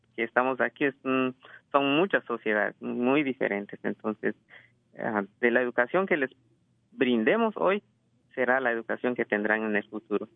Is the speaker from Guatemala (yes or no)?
yes; Guatemala; now in California, United States; vengo de Guatemala, este, nací en, Guatemala y este, tengo como unos 17, ah, 18 años aquí